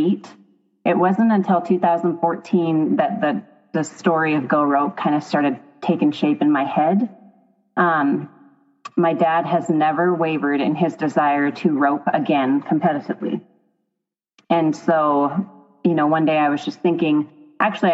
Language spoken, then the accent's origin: English; Roundup, Montana, United States; also born or lived in Dillon, Montana / Billings, Montana; I grew up in Roundup, Montana in the Bull Mountains.